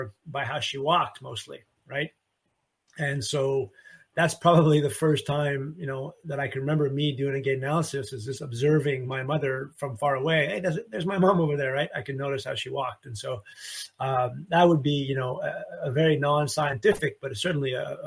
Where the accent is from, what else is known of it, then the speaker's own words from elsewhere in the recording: Canada; now in Memphis, United States; I'm from Canada